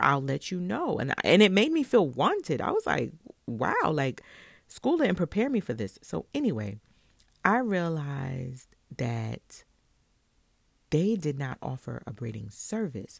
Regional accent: New York City, New York, United States; I'm from Brooklyn

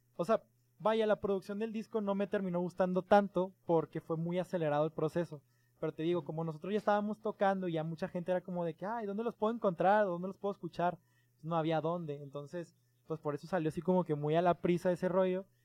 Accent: Mexico; desde México, pues somos mexicanos

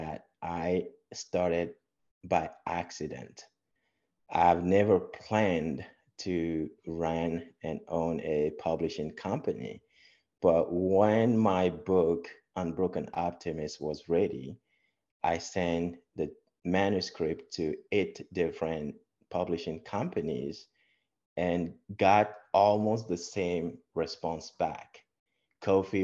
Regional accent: Togo; moved away as an adult; also born or lived in Texas / Papillion, Nebraska; now in United States; I was born in Togo. Togo is a beautiful country in West Africa along the ocean, the Atlantic Ocean. And I was born there, grew up from a humble start

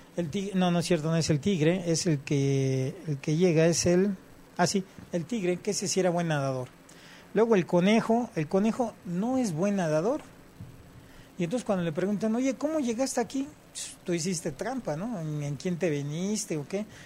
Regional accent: Mexico

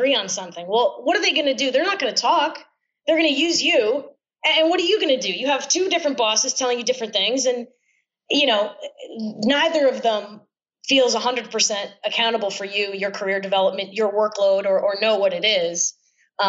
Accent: Syracuse, New York, United States; also born or lived in Manhattan, New York City; now in New York City, United States; I'm from upstate New York originally. I'm from Syracuse

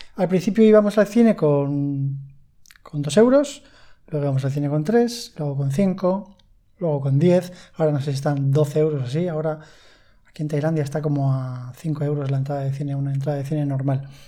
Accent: Spain; en España hablo, que es de donde soy

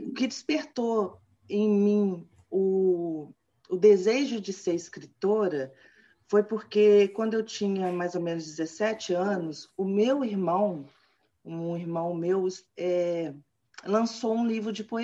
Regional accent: Cataguases, Minas Gerais, Brazil; Eu nasci, não nasci em Cataguases, mas fui registrada em Cataguases. Fui para lá com dois anos de idade. Mas Cataguases é a minha cidade natal.

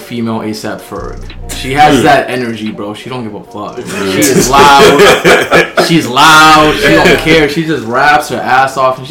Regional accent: New York City, New York, United States; I was born in New York City, been living here most of my life. And I've actually lived in Manhattan, the Bronx, and Brooklyn. So like I've switched it around a couple times in my life. But currently in Brooklyn right now in Flatbush.

